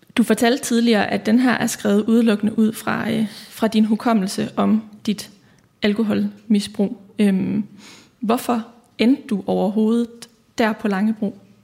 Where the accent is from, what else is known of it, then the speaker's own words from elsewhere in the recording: Aarhus, Central Denmark Region, Denmark; Jeg kommer også fra Risskov, og, øh, har også gået på katedralen og også på Risgårds skole